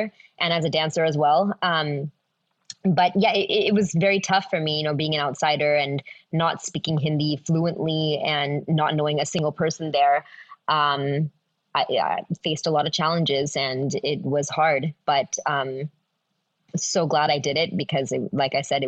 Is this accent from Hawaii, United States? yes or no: no; the Bay Area, California, United States; moved away as an adult; also born or lived in India; now in Los Angeles, United States; I'm from the Bay Area